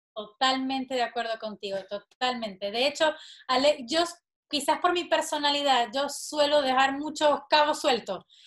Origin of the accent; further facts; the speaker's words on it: Maracaibo, Zulia, Venezuela; moved away; yo soy de una de las ciudades más calurosas de Venezuela, de Maracaibo